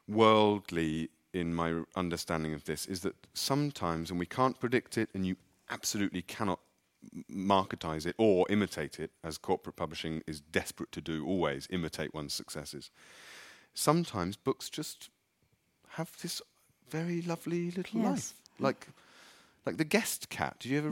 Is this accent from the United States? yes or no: no; England, United Kingdom; I'm English.